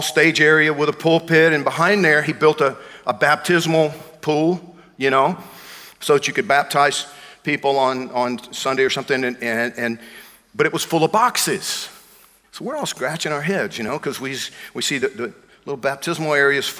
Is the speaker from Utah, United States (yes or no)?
no; Georgia, United States; moved away; I grew up in Georgia.